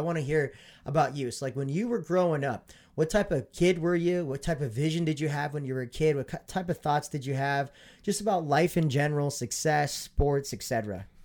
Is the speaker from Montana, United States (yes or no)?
yes; Montana, United States; born or raised there; moved away